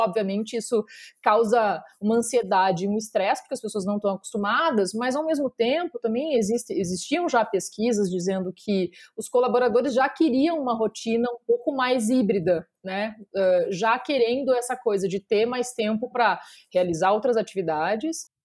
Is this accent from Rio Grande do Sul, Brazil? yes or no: yes; Porto Alegre, Rio Grande do Sul, Brazil; moved away as an adult; now in São Paulo, Brazil; eu sou natural de Porto Alegre